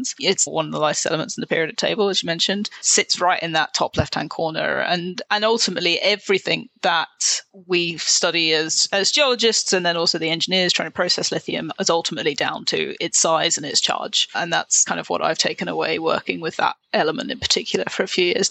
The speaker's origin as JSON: {"language": "English", "country": "United Kingdom", "tie": "born or raised there", "also_born_or_lived": "Oxford / Montreal, Canada", "moved": "as an adult", "lives_now": "Vancouver, Canada", "said": "I'm from the UK originally. I grew up just outside of London"}